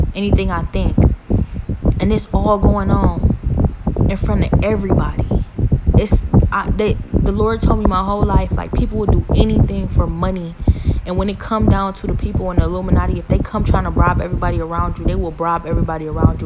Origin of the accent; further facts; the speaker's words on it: Cleveland, Ohio, United States; I'm from Cleveland, been here my whole life